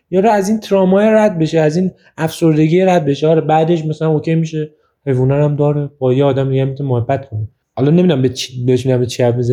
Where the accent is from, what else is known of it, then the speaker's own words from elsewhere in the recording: Iran; من همه ترکا رو دوست دارم نه من خودم ترکم اینجا من